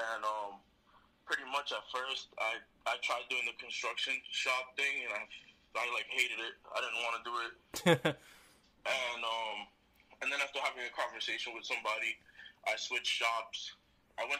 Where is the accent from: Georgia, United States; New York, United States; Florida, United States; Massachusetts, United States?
Massachusetts, United States; Lawrence; I'm from Lawrence, Massachusetts